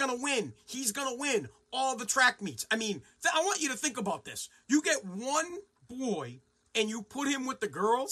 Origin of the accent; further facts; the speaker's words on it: United States; us as the American people